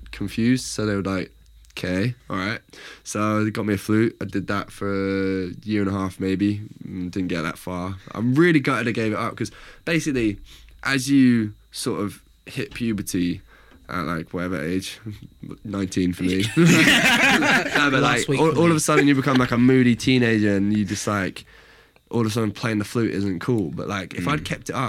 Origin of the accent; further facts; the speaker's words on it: Reading, South East England, United Kingdom; also born or lived in Liverpool; I grew up in Reading, studied in Liverpool